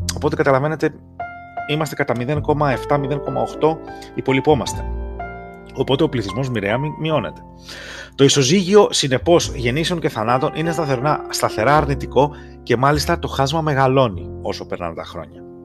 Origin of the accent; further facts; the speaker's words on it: Greece; moved away as an adult; now in United States; σα μιλώ από τι Ηνωμένε Πολιτείε. Έφυγα από την Ελλάδα τα προηγούμενα χρόνια, εγώ και η γυναίκα μου.